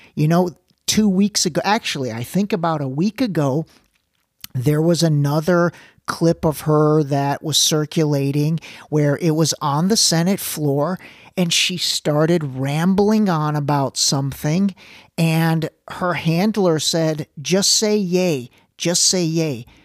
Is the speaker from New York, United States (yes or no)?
no; Ohio, United States; I lived, I grew up in Ohio